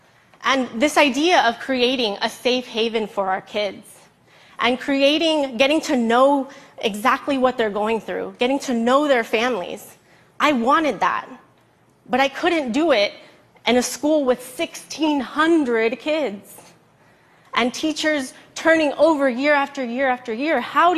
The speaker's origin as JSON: {"language": "English", "town": "Los Angeles", "region": "California", "country": "United States", "tie": "born or raised there", "said": "I grew up in East Los Angeles, not even realizing I was poor."}